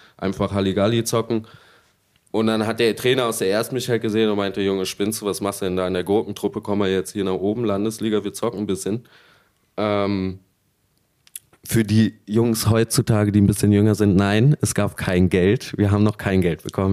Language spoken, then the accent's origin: German; Berlin, Germany; als Berliner